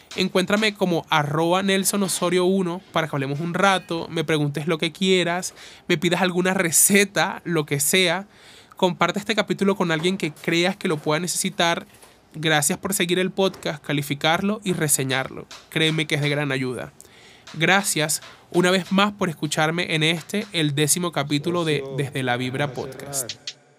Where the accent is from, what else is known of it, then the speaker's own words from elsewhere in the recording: Uribia, La Guajira, Colombia; Me hicieron una entrevista en una radio de donde soy, de Uribia.